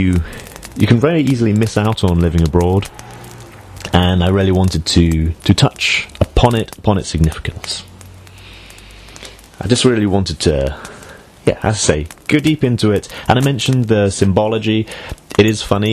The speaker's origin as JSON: {"language": "English", "country": "United Kingdom", "also_born_or_lived": "Shenzhen, China", "moved": "yes", "said": "as a British expatriate, this is something you kind of miss out on, and certainly I feel that way too, having spent so much of my life away from the UK"}